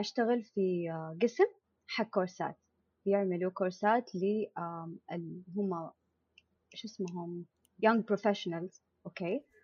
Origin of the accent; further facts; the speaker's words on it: Jeddah, Makkah Province, Saudi Arabia; moved away as an adult; now in Eastern Province, Saudi Arabia; انا مولوده في جده اهلي كلهم في جده